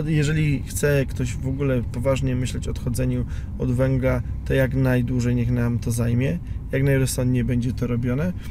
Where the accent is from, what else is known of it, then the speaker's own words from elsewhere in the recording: Piekary Śląskie, Silesian Voivodeship, Poland; jako Ślązak i syn górnika z piekar śląskich